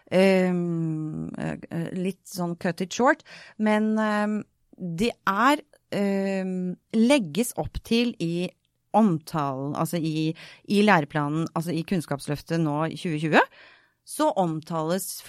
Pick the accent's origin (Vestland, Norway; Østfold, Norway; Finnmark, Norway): Vestland, Norway; Bergen; Så jeg flyttet eh, rundt. Og jeg har vokst opp i Bergen. Og møtte veldig fort ganske mange negative holdninger til det å være østlending i Bergen.